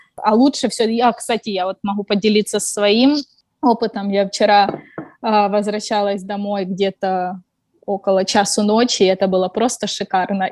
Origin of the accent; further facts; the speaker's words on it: Ukraine; moved away as an adult; also born or lived in China; now in Hangzhou, China; Я из Украины, живу в Китае уже больше пяти лет